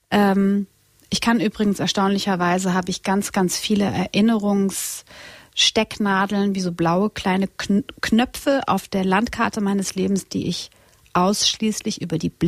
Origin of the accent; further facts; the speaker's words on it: Split, Split-Dalmatia County, Croatia; Ich komme aus Kroatien und Split ist unsere Heimat und äh, also mein, mein Heimatort.